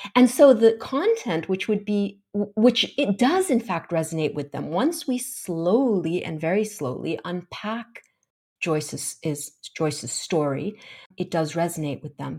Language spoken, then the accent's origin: English; Kuwait; growing up in Kuwait